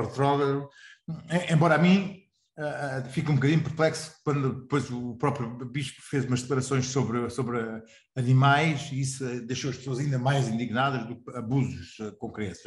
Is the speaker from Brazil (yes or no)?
no; Portugal; como português